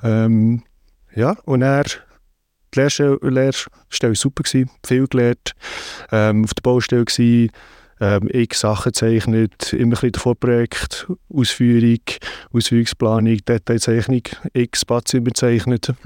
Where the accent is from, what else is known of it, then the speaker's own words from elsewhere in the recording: Lyss, Bern, Switzerland; moved away as an adult; now in London, United Kingdom; zu Lies, wo ich aufgewachsen bin